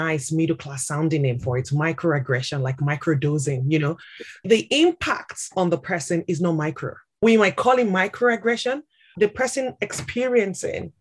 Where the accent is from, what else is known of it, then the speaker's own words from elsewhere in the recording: Nigeria; moved away as an adult; also born or lived in St Albans; now in London, United Kingdom; I'm originally from Nigeria.